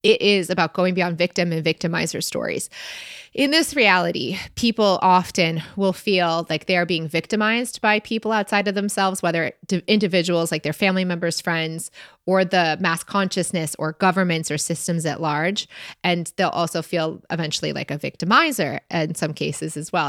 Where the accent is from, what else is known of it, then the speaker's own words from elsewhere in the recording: Michigan, United States; we're both from Michigan